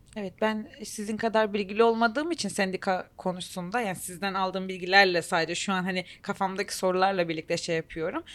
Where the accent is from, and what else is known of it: Turkey